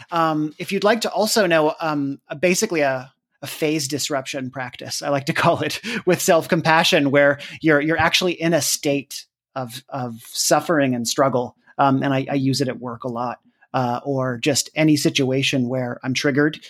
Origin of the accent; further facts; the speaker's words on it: Canada; moved away as an adult; also born or lived in United States; I'm Canadian